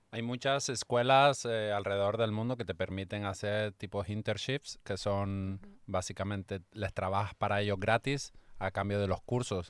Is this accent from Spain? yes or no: yes; Canary Islands, Spain; now in Cabo Pulmo, Mexico; instructor de buceo aquí desde las Islas Canarias